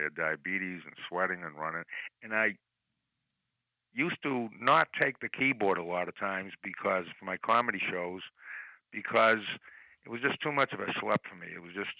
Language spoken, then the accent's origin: English; Chelsea, Massachusetts, United States; also born or lived in Newton, Massachusetts; Growing up in Chelsea, I might as well mention that I'm the only Jew ever to move from Newton to Chelsea.